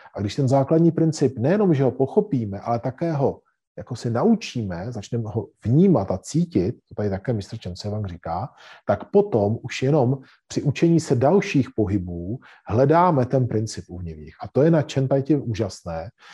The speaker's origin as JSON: {"language": "Czech", "country": "Czechia", "said": "cvičíme jako Češi"}